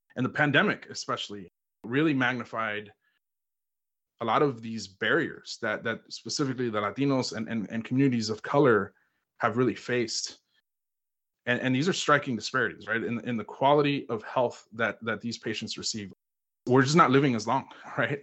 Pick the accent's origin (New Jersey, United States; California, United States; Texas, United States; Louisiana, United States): Texas, United States; Houston; I was born and raised in Houston, Texas